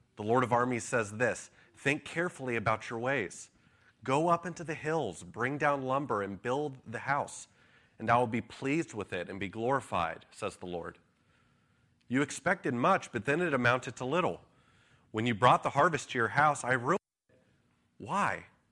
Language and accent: English; United States; as American citizens